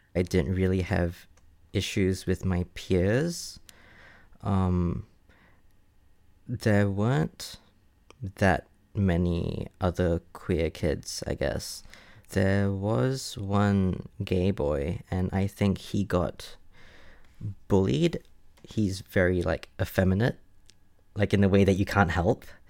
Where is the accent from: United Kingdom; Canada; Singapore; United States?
Singapore; moved away as an adult; now in Brisbane, Australia; I was born and raised in Singapore up until I moved to Brisbane to be with my partner like five years ago.